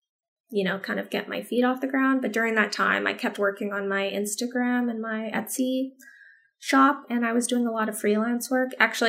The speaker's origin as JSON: {"language": "English", "town": "San Antonio", "region": "Texas", "country": "United States", "tie": "born there", "said": "I have dual citizenship, because I was born in San Antonio."}